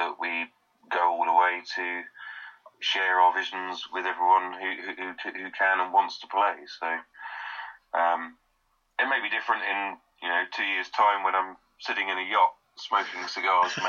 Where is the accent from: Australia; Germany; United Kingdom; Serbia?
United Kingdom; we are British